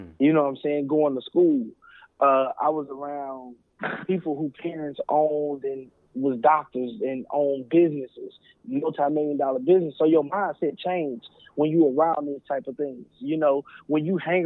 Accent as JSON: {"language": "English", "town": "Houston", "region": "Texas", "country": "United States", "also_born_or_lived": "Oklahoma", "moved": "as an adult", "lives_now": "Oklahoma City, United States", "said": "I'm from the Southwest side of Houston, Texas"}